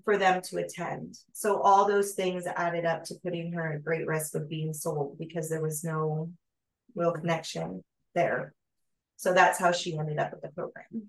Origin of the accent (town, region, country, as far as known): United States